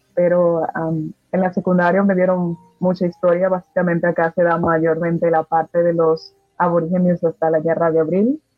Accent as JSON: {"language": "Spanish", "country": "Dominican Republic", "said": "somos dominicanos"}